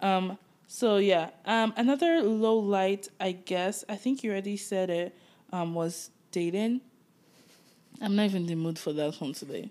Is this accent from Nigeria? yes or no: yes; Nigeria; moved away as an adult; now in Toronto, Canada; growing up in Nigeria